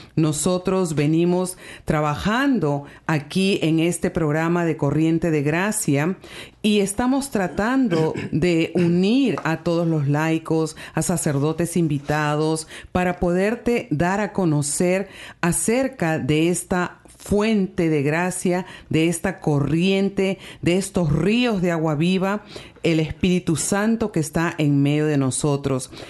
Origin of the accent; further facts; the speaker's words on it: Peru; now in Toronto, Canada; Yo soy de Perú